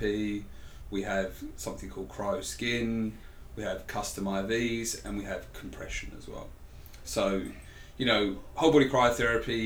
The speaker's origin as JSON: {"language": "English", "region": "England", "country": "United Kingdom", "accent": "English", "said": "I am English, not Australian as well"}